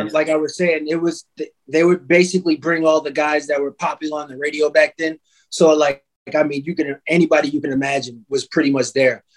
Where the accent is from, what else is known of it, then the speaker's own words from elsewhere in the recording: New York, United States; now in Chicago, United States; I was born in New York, in Harlem, matter of fact. And um, every summer they used to have a thing called Harlem Week.